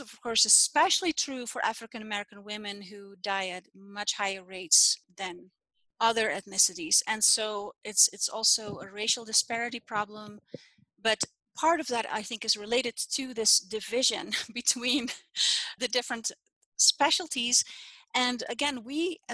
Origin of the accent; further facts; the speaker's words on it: Netherlands; now in Utah, United States; I'm Dutch. I'm from the Netherlands. And when I was born in that time, it was normal to be born at home